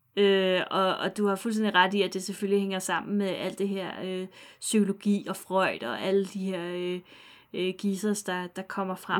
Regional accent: near Vridsløselille, Capital Region of Denmark, Denmark; Ikke så langt fra, hvor jeg er vokset op

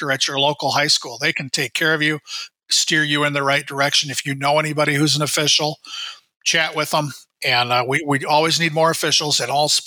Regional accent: Iowa, United States; now in Minnesota, United States; We're both originally from Iowa

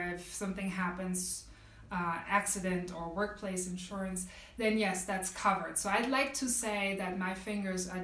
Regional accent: Germany; I grew up in Germany, so I have a very unique perspective on this, coupled with my experiences as a woman of color growing up in Germany

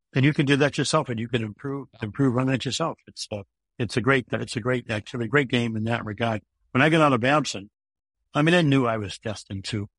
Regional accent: Millis, Massachusetts, United States; also born or lived in Gardner Street, Boston (Allston), Massachusetts; I grew up on Gardner Street, a three-decker on Gardner Street. There's no golf on Gardner Street. But when I was, when I was nine years old, my, my parents moved to Millis

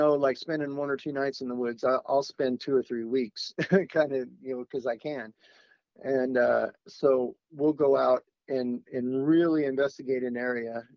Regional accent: Oregon, United States; I grew up in Oregon

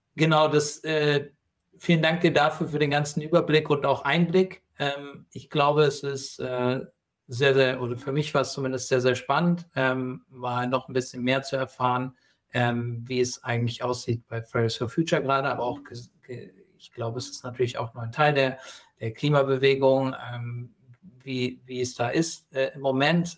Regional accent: Hesse, Germany; Ich komme aus dem Nachbarort gebürtig.

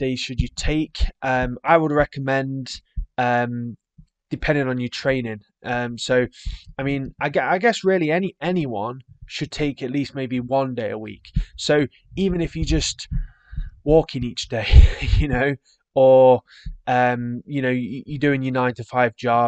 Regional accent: England, United Kingdom; being English

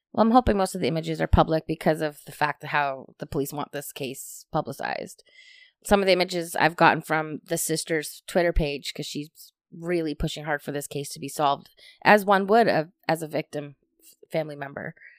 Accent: Hamilton, Ontario, Canada; we're from Hamilton

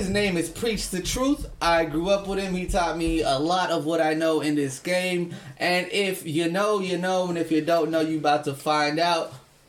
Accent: Philadelphia, Pennsylvania, United States; I'm from West Philadelphia, born and raised.

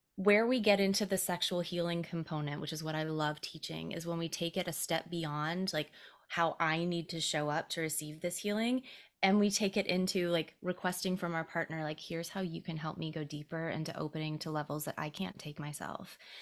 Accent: Greenville, South Carolina, United States; I grew up in Greenville, South Carolina.

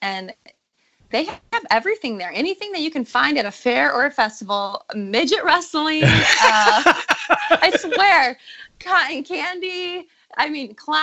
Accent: Taylor, Michigan, United States; moved away as an adult; now in Nashville, United States; I'm from Michigan, lived in Michigan all my whole life

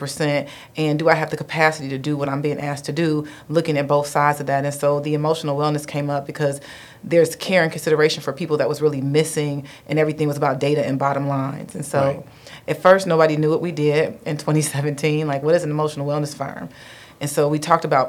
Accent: Dayton, Ohio, United States; also born or lived in Detroit / Alabama; I am actually from Dayton. So born and raised in Dayton

